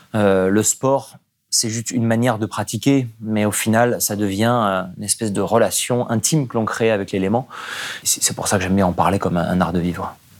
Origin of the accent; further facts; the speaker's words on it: Nice, Provence-Alpes-Côte d'Azur, France; J'ai grandi à Nice